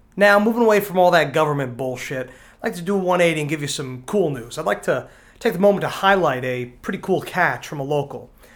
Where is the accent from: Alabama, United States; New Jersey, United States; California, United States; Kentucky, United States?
New Jersey, United States; accent: Danny DeVito kinda sounding; my Danny DeVito kinda sounding accent went over your head, I'm from New Jersey